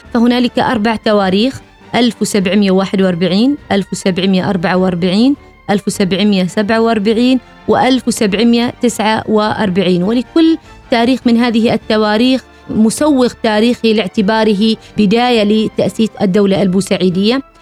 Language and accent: Arabic; Oman; بأننا كعمانيين